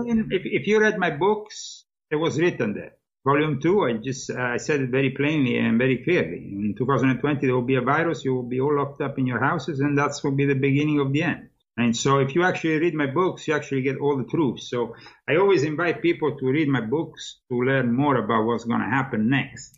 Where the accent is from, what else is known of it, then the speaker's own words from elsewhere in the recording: Italy; moved away as an adult; now in United States; I'm no longer living there and uh, I'm no longer Italian because I am becoming American